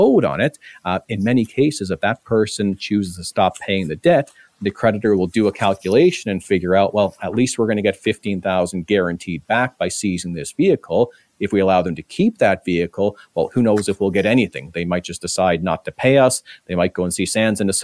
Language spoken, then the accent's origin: English; Ontario, Canada; now in British Columbia, Canada; I'm from Ontario originally. It's going back 15 years now